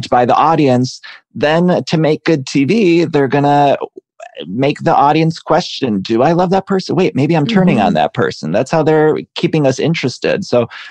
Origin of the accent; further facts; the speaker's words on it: Ohio, United States; I'm from Ohio